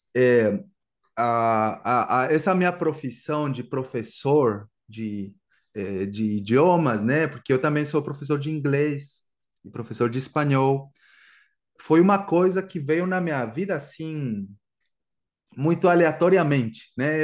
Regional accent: Guatemala; first language Spanish; Portuguese is a second language; moved away as an adult; also born or lived in Brazil / England; eu sou da Guatemala e eu estou morando no Brasil aproximadamente uns oito anos

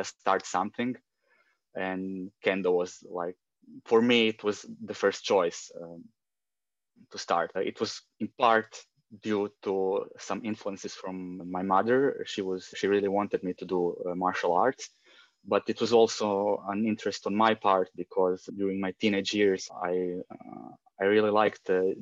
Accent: Rijeka, Primorje-Gorski Kotar County, Croatia; I come from Rijeka, Croatia. It's a small city on the northern part of the Adriatic Sea. Basically lived here all my life.

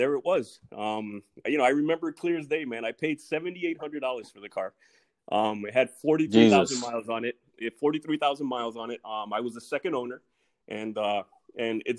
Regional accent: South Florida, United States; moved away; I'm a South Florida boy, always represent back home. I lived down in Florida majority of my life

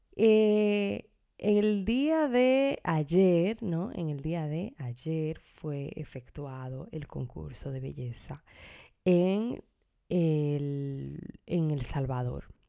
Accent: Dominican Republic; en mi país, República Dominicana

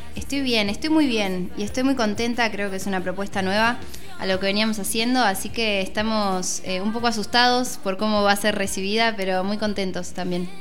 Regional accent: Miramar, Buenos Aires Province, Argentina; soy de Miramar

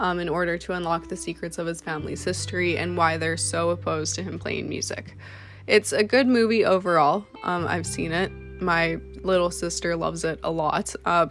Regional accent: Canada; I'm a model from Canada.

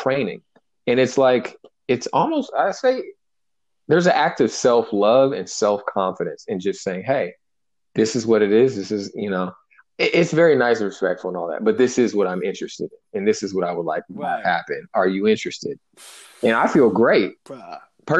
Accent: Bay Area, California, United States; moved away as an adult; also born or lived in Santa Barbara; I'm from the Bay Area. I'm from working class, you know, hip hop, baggy jeans

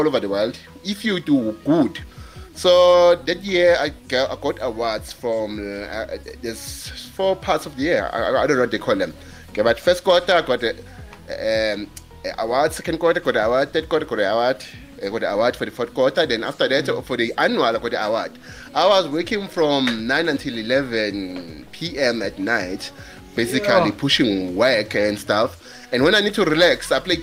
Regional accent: KwaZulu-Natal, South Africa; now in Johannesburg, South Africa; I'm a boy from KZN in South Africa that is working in Johannesburg

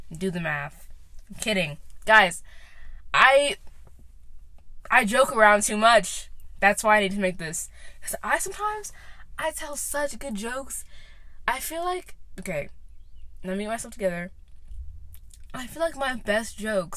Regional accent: Knoxville, Tennessee, United States; I'm from Knoxville, Tennessee

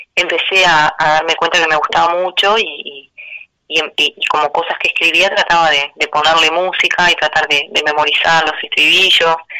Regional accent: Melo, Cerro Largo, Uruguay; en Melo, que es el lugar donde, donde yo nací y en donde me encuentro viviendo en este momento

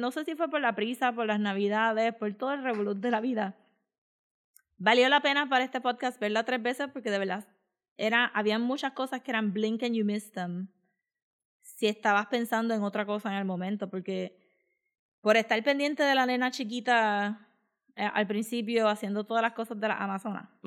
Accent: Israel; born there; Si nací en Israel, ¿qué carajo tú crees que va a pensar?

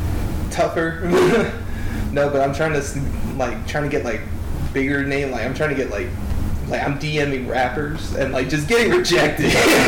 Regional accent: Virginia, United States; I grew up in Virginia.

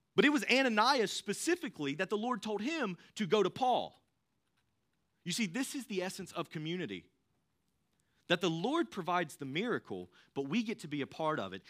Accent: Thomasville, North Carolina, United States; I grew up in the Thomasville area. I went to Ledford.

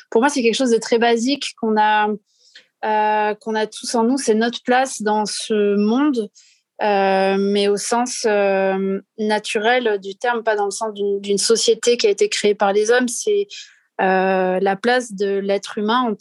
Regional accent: south-west France, France; j'ai 36 ans. Euh, je suis originaire du sud-ouest de la France.

